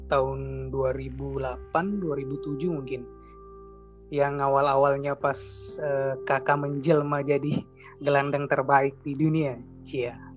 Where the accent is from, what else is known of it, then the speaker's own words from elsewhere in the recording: Makassar, South Sulawesi, Indonesia; born there; Jadi gue lahir di Makassar, sekarang juga udah domisili di Makassar.